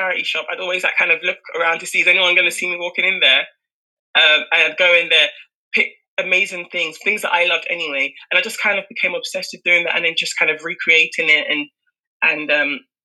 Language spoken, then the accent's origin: English; United Kingdom; I was born and raised in the UK